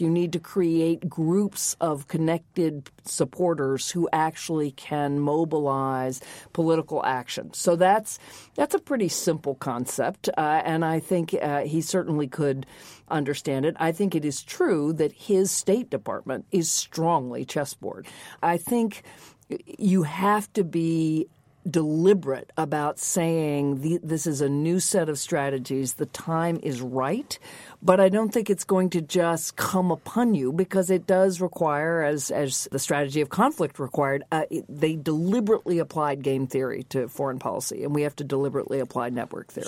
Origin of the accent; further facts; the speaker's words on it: the American South, United States; when I grew up in the American South